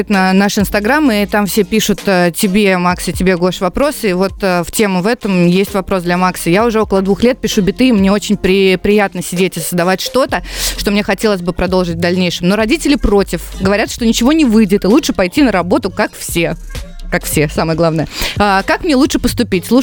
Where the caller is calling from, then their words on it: Yekaterinburg, Sverdlovsk Oblast, Russia; А, приветики … я из Екатеринбурга.